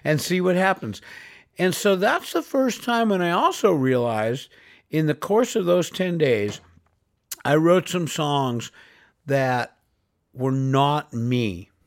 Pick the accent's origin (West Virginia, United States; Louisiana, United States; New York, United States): New York, United States; New York City; moved away as an adult; I grew up in New York City, born and raised, uh, first twenty-one years of my life I spent there